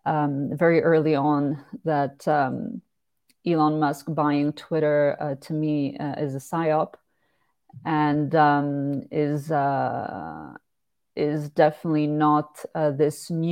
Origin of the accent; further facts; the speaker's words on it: Switzerland; my home country of Switzerland, because as you mentioned, I am based here. I was born and raised here